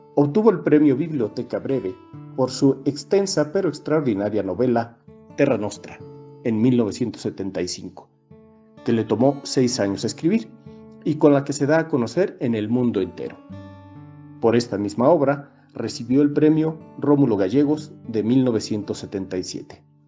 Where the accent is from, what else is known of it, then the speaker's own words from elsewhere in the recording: Mexico; soy mexicano y soy licenciado en Derecho